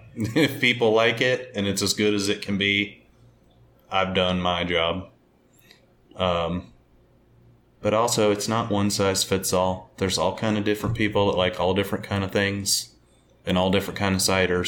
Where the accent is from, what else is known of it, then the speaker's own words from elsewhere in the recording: Omaha, Nebraska, United States; also born or lived in central Pennsylvania; now in Pennsylvania, United States; I'm from Omaha, Nebraska, so we're right down the middle